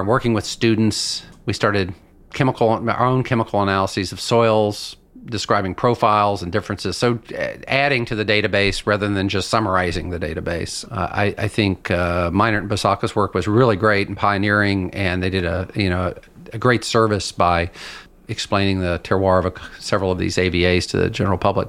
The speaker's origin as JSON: {"language": "English", "town": "Lexington", "region": "Kentucky", "country": "United States", "tie": "born or raised there", "moved": "as an adult", "lives_now": "Washington State, United States", "said": "I grew up in Lexington, Kentucky, in a horse farm country"}